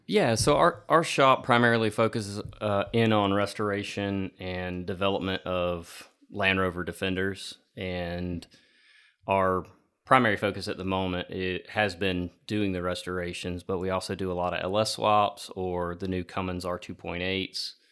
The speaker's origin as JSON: {"language": "English", "region": "Georgia", "country": "United States", "tie": "born or raised there", "said": "Growing up in Georgia, uh, hunting on our property down there"}